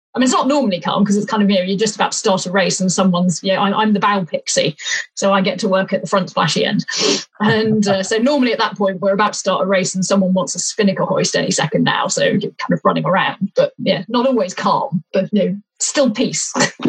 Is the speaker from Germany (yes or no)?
no; Leicestershire, East Midlands, United Kingdom; now in Winchester, United Kingdom; I grew up in Leicestershire